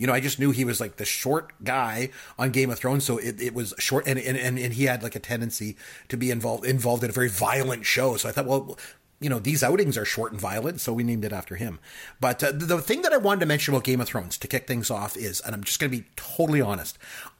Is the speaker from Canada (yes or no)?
yes; Canada; I'm from Canada